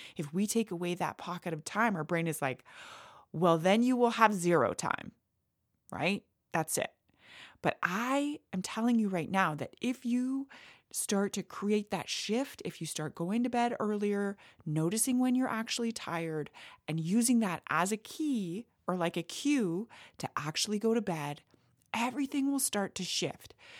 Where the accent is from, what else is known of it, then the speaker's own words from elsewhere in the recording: Canada; I am Canadian